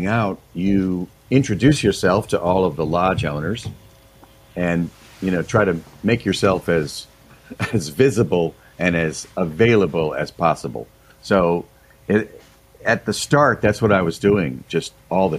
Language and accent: English; Manchester, Connecticut, United States; moved away as an adult; now in Grand Lake Stream, United States; I grew up in Manchester, Connecticut, and my family had a camp in Sebago area.